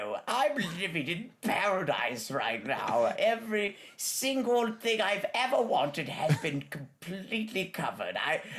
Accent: United Kingdom

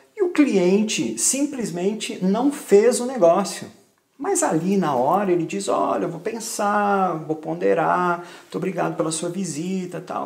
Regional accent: Brazil; moved away as an adult; now in Portugal; morei a vida inteira no Brasil

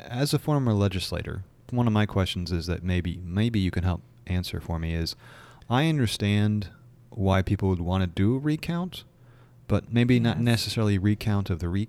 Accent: New York, United States; moved away; Of course, I grew up in New York, so it actually snowed.

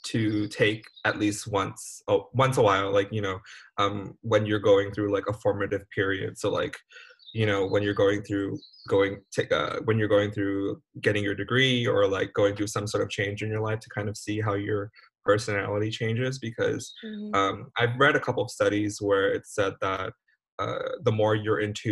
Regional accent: California, United States; moved away; also born or lived in Cambodia; I'm from California by way of Cambodia

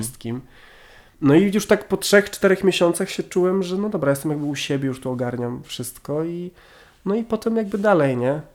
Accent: Warmian-Masurian Voivodeship, Poland; moved away as an adult; also born or lived in Wrocław; ja jestem z Warmii i Mazur

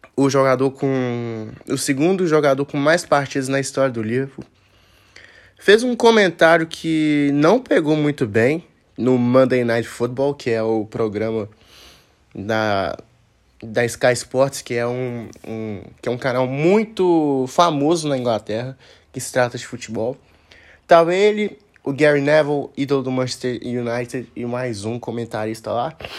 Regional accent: Brazil; nós que somos brasileiros

